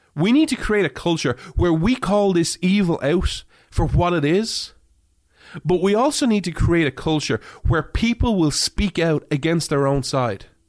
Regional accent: Ireland; now in United States; I grew up in Ireland

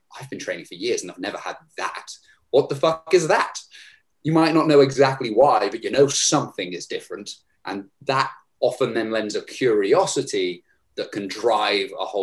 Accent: Herefordshire, West Midlands, United Kingdom; my hometown of Herefordshire

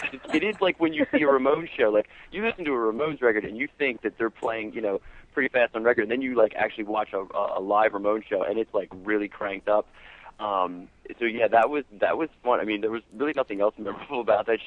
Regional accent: Perkasie, Pennsylvania, United States; I always say we're from Percy. I don't try to say, oh, yeah, we're from Philly. Because we're not

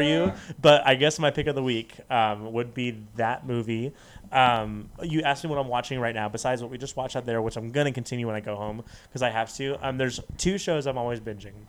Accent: Las Vegas, Nevada, United States; also born or lived in Dallas; I was born in Dallas, but raised in Las Vegas.

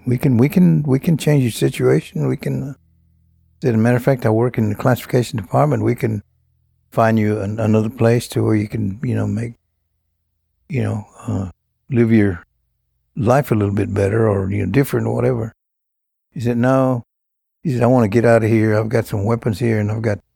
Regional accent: small Texas town, United States; It was in a small town, typical small Texas town

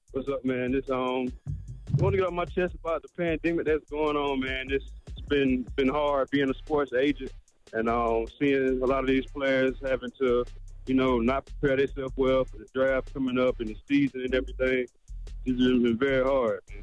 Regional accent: Florence, South Carolina, United States; I'm from Florence, South Carolina

